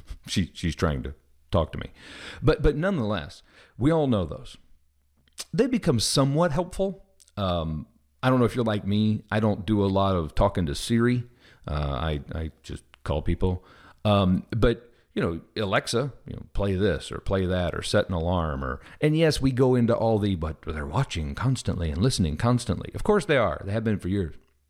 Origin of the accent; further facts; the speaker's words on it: Midwest, United States; also born or lived in Southern US; I'm from the Midwest, but I've lived most of my life in the South, and I'm sure I've picked some up.